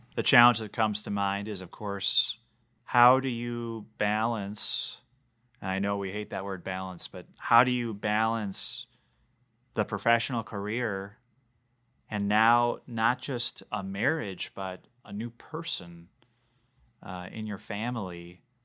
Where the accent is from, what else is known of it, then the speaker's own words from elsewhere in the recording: Bloomington, Minnesota, United States; also born or lived in Brainerd, Minnesota; It's six blocks away from Normandale Community College. It's my hometown.